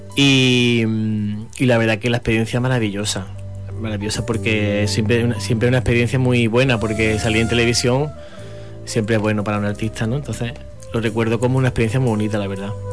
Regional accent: Fernán Núñez, Andalusia, Spain; soy de Fernández Núñez, no soy de la Capital

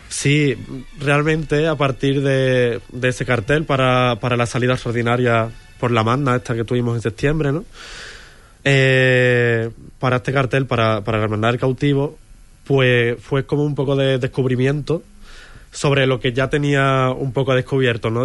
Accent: Huelva, Andalusia, Spain; moved away; Estuve en una academia bastantes años de, de niño de, pintura aquí en Huelva

